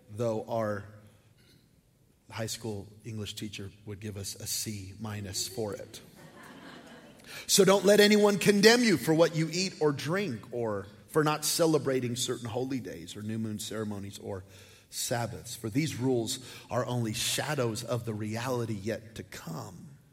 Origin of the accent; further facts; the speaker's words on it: New Mexico, United States; I'm from New Mexico